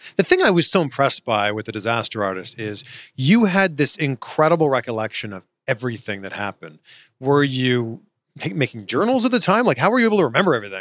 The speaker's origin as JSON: {"language": "English", "town": "Toronto", "region": "Ontario", "country": "Canada", "tie": "born or raised there", "said": "Toronto, which is my hometown"}